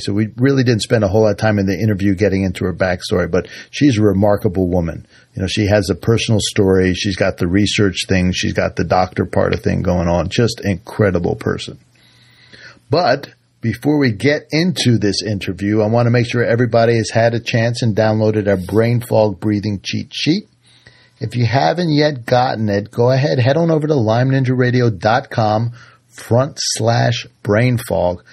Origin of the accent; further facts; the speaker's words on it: Washington, District of Columbia, United States; now in Utica, United States; I grew up in Washington D.C.